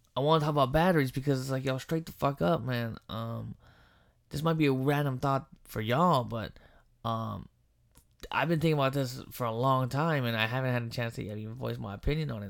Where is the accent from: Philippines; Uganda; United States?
Philippines; I'm Filipino